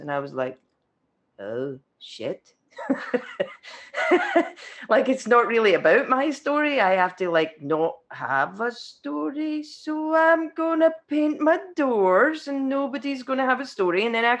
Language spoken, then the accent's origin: English; California, United States; I am. I'm not, actually. I'm from Orange County.